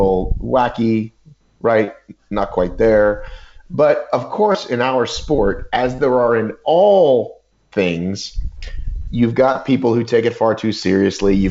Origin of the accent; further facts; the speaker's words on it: United States; you could sort of think of me as an American